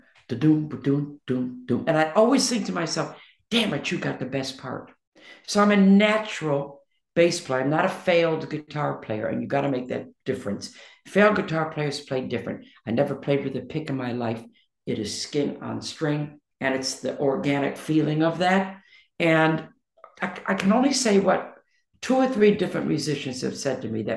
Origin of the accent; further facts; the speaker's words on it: Detroit, Michigan, United States; moved away; from Detroit